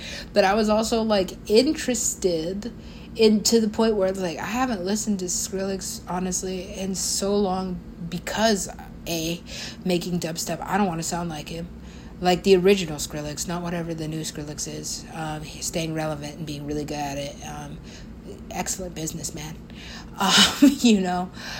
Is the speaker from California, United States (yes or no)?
yes; California, United States; or just, you know, being Californian, it's gonna make me sit and hate myself